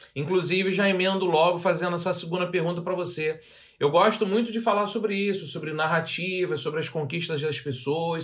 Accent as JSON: {"language": "Portuguese", "region": "Rio de Janeiro", "country": "Brazil", "tie": "born or raised there", "accent": "carioca", "said": "Eu tenho muito orgulho de ser suburbano, ter nascido no subúrbio do Rio de Janeiro."}